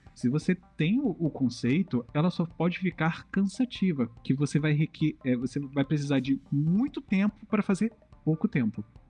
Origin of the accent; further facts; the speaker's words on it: Southeast, Brazil; Eu sou do Sudeste